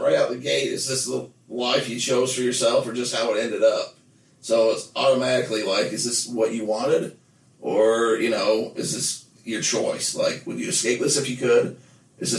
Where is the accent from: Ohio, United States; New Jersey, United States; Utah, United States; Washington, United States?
Utah, United States; Nephi; growing up in Nephi